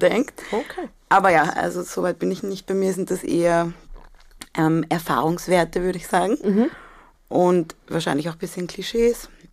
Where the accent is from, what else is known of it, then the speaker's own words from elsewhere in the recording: Athens, Attica, Greece; moved away; ich bin in Athen geboren